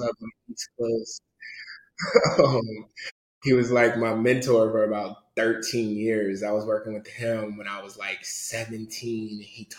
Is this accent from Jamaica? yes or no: no; Nigeria; So like, and we're Nigerian.